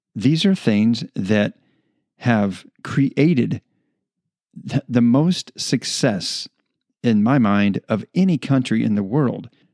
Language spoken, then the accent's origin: English; United States; as American citizens